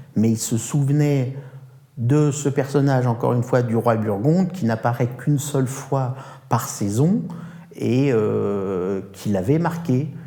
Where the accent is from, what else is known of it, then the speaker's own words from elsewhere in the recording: France; je ne suis pas italien ni russe, je suis français